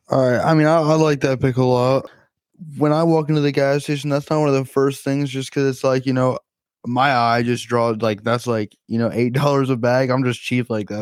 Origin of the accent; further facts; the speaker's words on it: New Jersey, United States; I'm from New Jersey